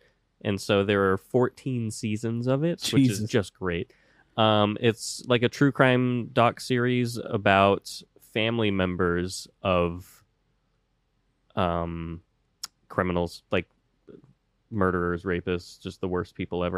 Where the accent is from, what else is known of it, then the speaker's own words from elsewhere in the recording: White Settlement, Texas, United States; I'm from White Settlement, Texas.